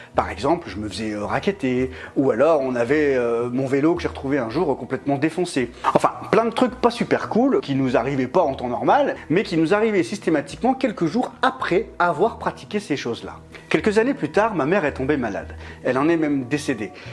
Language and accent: French; Lille, Hauts-de-France, France; moved away as an adult; now in Grenoble, France; j'avais déménagé à 800 km de Lille, du coup, qui est, la ville euh, d'origine, qui est ma ville d'origine.